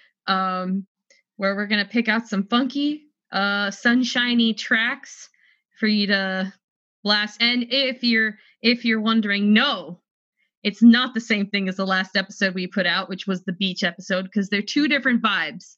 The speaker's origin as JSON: {"language": "English", "region": "the South", "country": "United States", "tie": "born or raised there", "said": "I grew up in the South"}